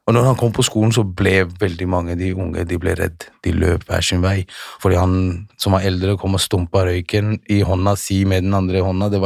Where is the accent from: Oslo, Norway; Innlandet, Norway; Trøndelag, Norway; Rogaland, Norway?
Oslo, Norway; Holmlia; Jeg er, eh, jeg er født og oppvokst på Holmlia.